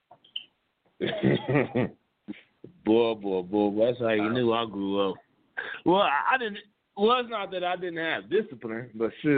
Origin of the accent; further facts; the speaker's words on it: Muskogee, Oklahoma, United States; I was growing up in Muskogee